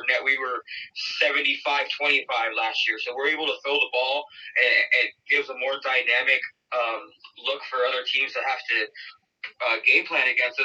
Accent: West Valley, Arizona, United States; I grew up in the West Valley. I grew up not too far from Cactus

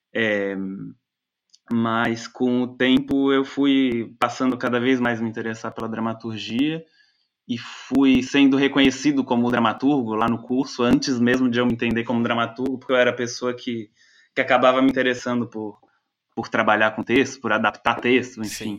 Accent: Florianópolis, Santa Catarina, Brazil; moved away as an adult; also born or lived in Germany; now in Frankfurt, Germany; eu sou de Florianópolis, é, mas já morei em diversos lugares. Agora eu estou morando na Alemanha.

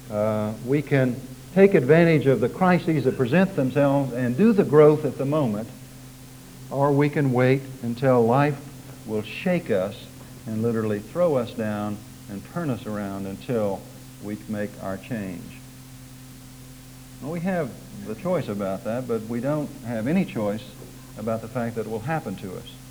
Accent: Oklahoma, United States; accent: Oklahoma; It's taken me 20 years to try to get my Oklahoma accent out, and it creeps in at the most surprising times.

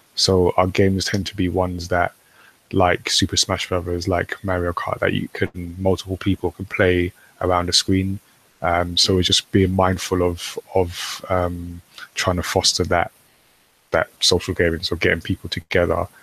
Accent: United Kingdom; I'm British. We're British, and we make manga.

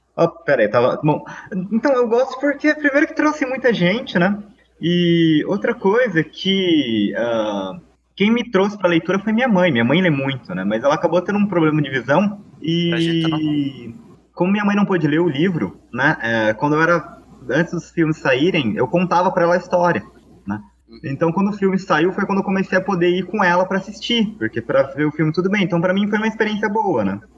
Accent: Jacareí, São Paulo, Brazil; A biblioteca de Jacareí, que é minha cidade natal, não é muito grande

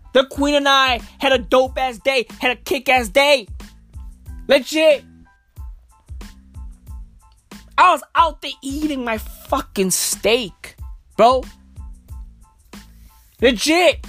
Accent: Johannesburg, Gauteng, South Africa; I was born and raised in Joburg

